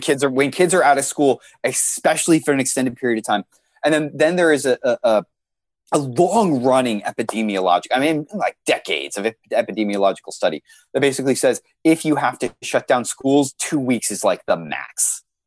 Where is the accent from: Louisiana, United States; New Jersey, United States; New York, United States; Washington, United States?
Washington, United States; Seattle; I'm from Seattle, Washington